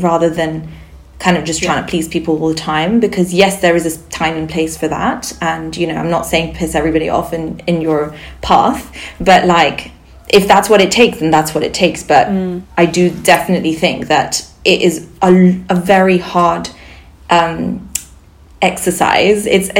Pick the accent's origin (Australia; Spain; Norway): Spain; Barcelona, Catalonia; first language Sindhi; English is a second language; moved away; I grew up in Barcelona, yeah.